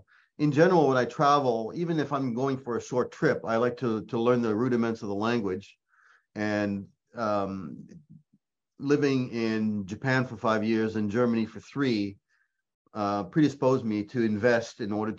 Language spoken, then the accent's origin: English; Quebec, Canada; accent: Quebec French; first language French; English is a second language; also born or lived in Ontario / Nova Scotia; French is my mother tongue, but not only did I live in Quebec, but I also grew up, we moved around as a family, and I also lived in Ontario, Nova Scotia